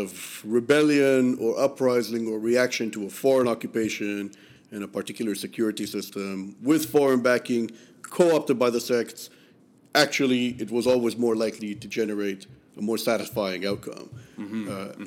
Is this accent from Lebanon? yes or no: yes; Lebanon; now in United States; given my age and when I grew up in Lebanon and when I came of age politically